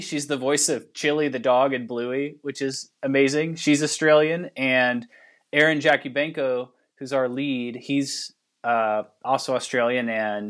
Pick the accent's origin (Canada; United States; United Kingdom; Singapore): United States; Kansas; So we're originally from Western Kansas or out by Dodge City.